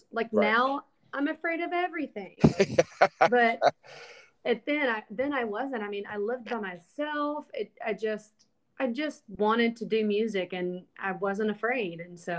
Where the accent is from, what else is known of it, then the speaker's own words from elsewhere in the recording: Alabama, United States; moved away as an adult; now in Nashville, United States; Well, for me, I moved to Nashville when I was 19 from Alabama.